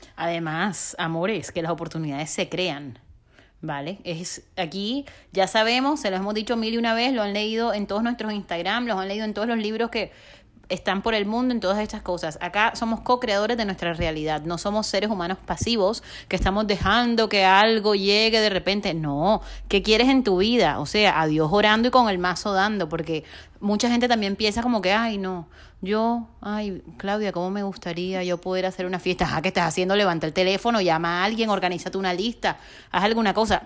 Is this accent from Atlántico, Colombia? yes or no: yes; Barranquilla, Atlántico, Colombia; moved away as an adult; also born or lived in Bogotá; me toca después de ocho años regresar a Barranquilla, mi ciudad natal, a vivir con mis papás